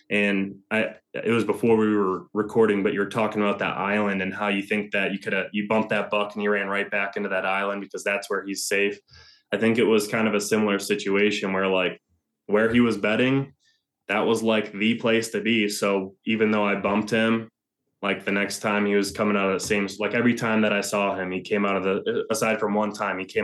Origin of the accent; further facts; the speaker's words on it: Ohio, United States; the biggest of the three, which was here in my home state of Ohio.